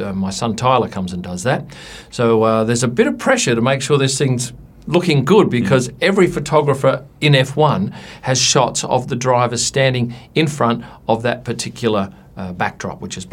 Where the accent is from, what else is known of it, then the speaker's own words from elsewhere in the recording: Adelaide, South Australia, Australia; where I grew up in Adelaide